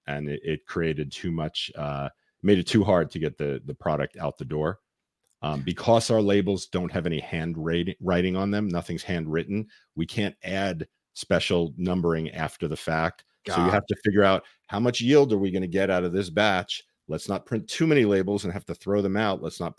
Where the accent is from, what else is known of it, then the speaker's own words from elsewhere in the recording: New York City, New York, United States; I grew up in New York.